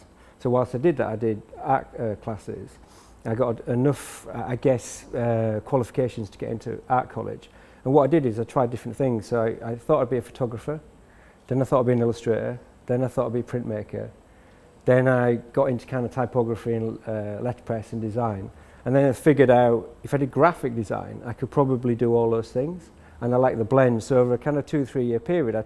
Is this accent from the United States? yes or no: no; York, Yorkshire and the Humber, United Kingdom; moved away as an adult; now in London, United Kingdom; I moved to London when I was 24, and so I was born in York in the north of England